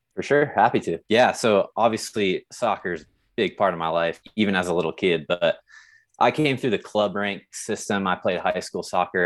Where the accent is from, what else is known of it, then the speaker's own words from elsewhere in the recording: San Diego, California, United States; moved away as an adult; now in South Lake Tahoe, United States; I grew up in San Diego. and then ended up right here in South Lake Tahoe